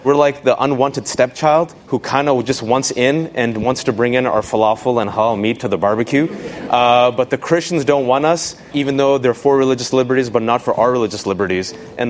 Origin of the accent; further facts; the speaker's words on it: California, United States; now in Virginia, United States; It's this insane, stupid, like, snowstorm in Virginia, yeah. Which I hate because I'm a Californian.